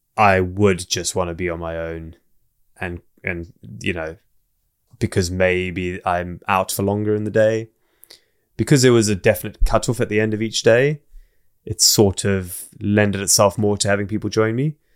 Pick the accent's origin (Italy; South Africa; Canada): South Africa; also born or lived in Zimbabwe / England; now in Wales, United Kingdom; I grew up most of my childhood in South Africa